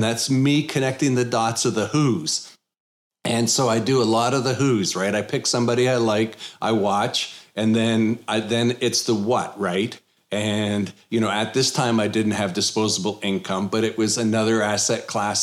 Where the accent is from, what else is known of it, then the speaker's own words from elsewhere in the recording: Canada; now in Texas, United States; I'm originally from Canada.